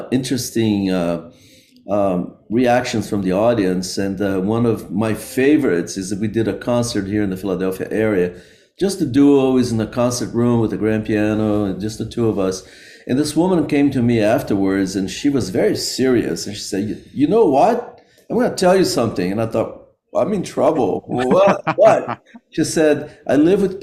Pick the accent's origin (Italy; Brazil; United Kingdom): Brazil; moved away as an adult; also born or lived in Rio de Janeiro, Brazil; now in United States; I grew up in Brazil